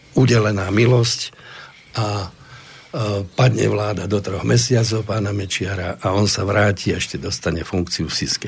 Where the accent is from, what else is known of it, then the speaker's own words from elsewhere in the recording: Slovakia; sme zo Slovenska